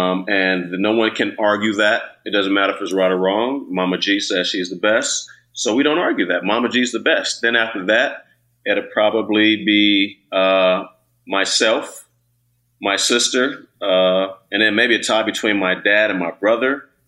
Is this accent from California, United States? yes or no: yes; Alameda, California, United States; Then I grew up in Alameda, where, you know, and then back, you know, when I was growing up, you played all three sports.